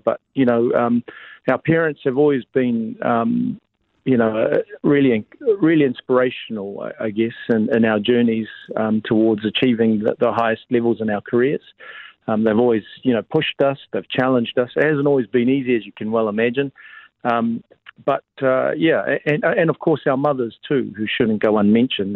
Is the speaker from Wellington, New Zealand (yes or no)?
yes; Porirua, Wellington, New Zealand; now in Auckland, New Zealand; I'm a Creek boy. Uh, I grew up in Porirua. I'm um, in Cannons Creek